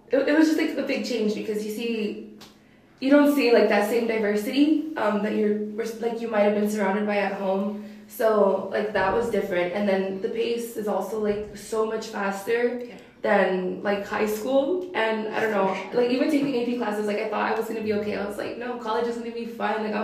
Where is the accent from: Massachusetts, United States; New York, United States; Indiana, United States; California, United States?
California, United States; Moreno Valley; I'm from Moreno Valley in California, which is like in Riverside.